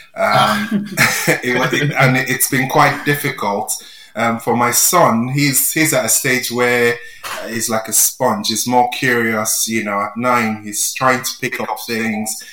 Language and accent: English; Nigeria; moved away as an adult; now in England; I grew up in Nigeria, I was there for 27 years um, before I moved to England.